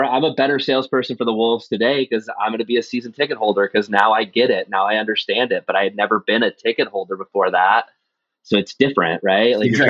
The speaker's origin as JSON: {"language": "English", "region": "Nebraska", "country": "United States", "also_born_or_lived": "Minneapolis", "moved": "as an adult", "said": "So I'm originally from Nebraska."}